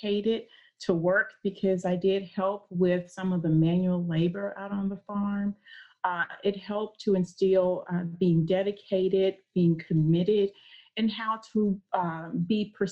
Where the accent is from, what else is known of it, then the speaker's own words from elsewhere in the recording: Arkansas, United States; I was born and raised in Arkansas